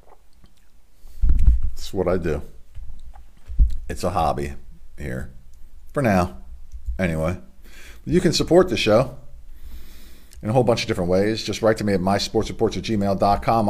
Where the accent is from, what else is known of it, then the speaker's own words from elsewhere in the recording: Delaware, United States; my home state here in Delaware